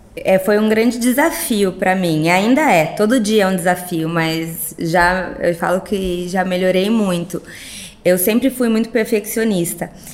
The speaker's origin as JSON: {"language": "Portuguese", "town": "Sorocaba", "region": "São Paulo", "country": "Brazil", "tie": "born or raised there", "also_born_or_lived": "Rio de Janeiro", "said": "sou de Sorocaba, nasci em Sorocaba, fiz minha formação na PUC São Paulo, que também é Sorocaba"}